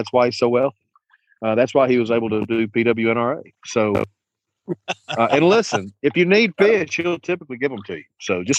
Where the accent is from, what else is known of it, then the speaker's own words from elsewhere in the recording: the South, United States; I'm tough that way. I'm from the South. I'm tough that way.